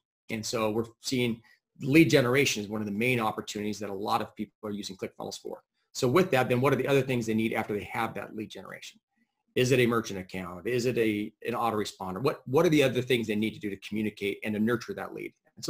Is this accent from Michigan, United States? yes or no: no; San Diego, California, United States; now in Boise, United States; San Diego.